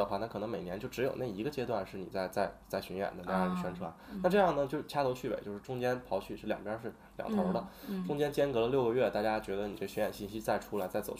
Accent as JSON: {"language": "Chinese", "region": "Northeast China", "country": "China", "said": "我是东北人"}